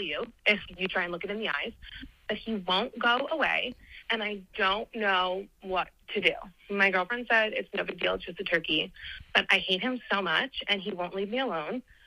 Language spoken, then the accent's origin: English; New Jersey, United States; I'm from New Jersey